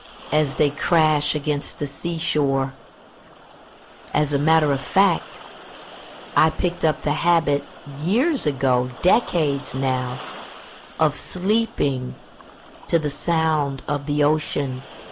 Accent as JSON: {"language": "English", "town": "Pensacola", "region": "Florida", "country": "United States", "tie": "born or raised there", "said": "It might be just because I'm a native Floridian and I grew up in Pensacola, Florida"}